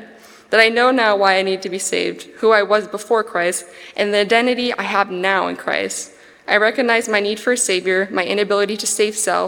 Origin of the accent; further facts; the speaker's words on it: Hanford, California, United States; I'm from Hanford, California, and lived here for the majority of my childhood and adulthood